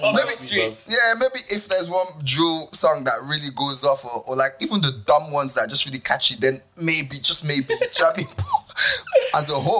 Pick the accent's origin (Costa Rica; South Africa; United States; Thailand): South Africa; We're from South Africa, you know, we don't even know.